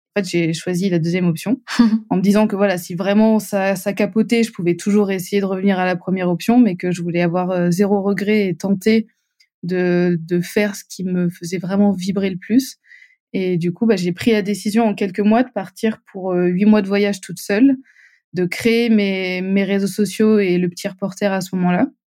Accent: Montpellier, Occitania, France; je viens du sud de la France, à Montpellier

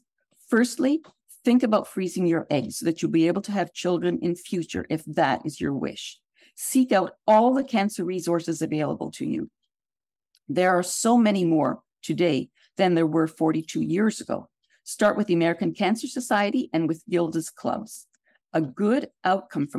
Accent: Canada; moved away; as I was born in Canada

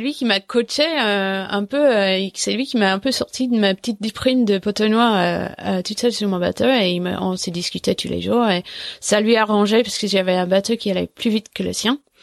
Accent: England, United Kingdom; French is a second language; moved away; je parlais pas français, mais en fait, euh, en 2001, on était euh, moins une dizaine de Anglais

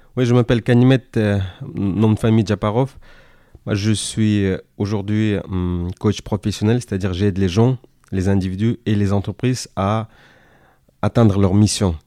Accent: Kyrgyzstan; first language Kyrgyz; Russian; French is a second language; moved away as an adult; now in France; je suis né en Asie centrale. Le pays s'appelle le Kyrgyzstan, ex-Union soviétique, d'où je parle à la fois le kirghiz et le russe, donc bilingue. je suis venu en France fin 2011

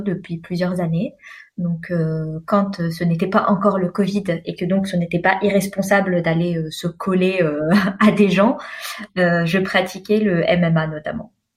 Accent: France; also born or lived in Algeria (parents); now in Sweden; je suis française et à l'heure actuelle, je vis en Suède

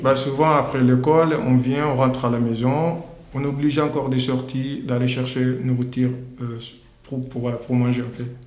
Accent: Mali; now in France; Je suis parti du Mali euh, le 29, le, 29 euh, novembre en 2017

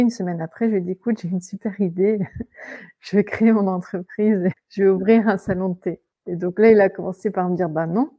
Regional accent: France; accent: French; moved away as an adult; now in England, United Kingdom; mon accent français

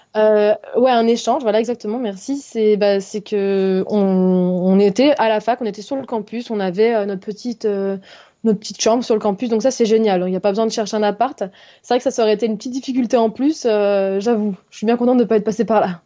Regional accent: Haute-Savoie, Auvergne-Rhône-Alpes, France; also born or lived in Lyon; je viens d'Haute-Savoie, en France, donc euh, pas loin de la Suisse et de l'Italie

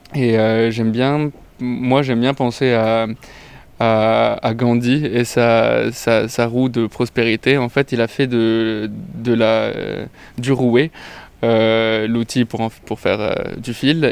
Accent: Lebanon; also born or lived in Italy; now in France; je suis euh, libano-italien. j'ai grandi au Liban, mais j'ai vécu aussi un peu en Italie

